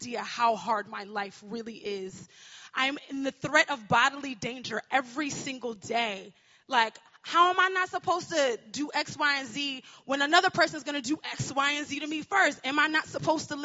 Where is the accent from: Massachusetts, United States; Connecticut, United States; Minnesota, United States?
Connecticut, United States; I am from Connecticut